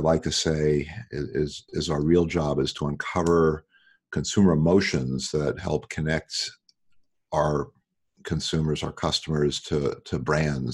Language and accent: English; New York, United States; moved away as an adult; now in Los Angeles, United States; I live in Los Angeles. I grew up in New York.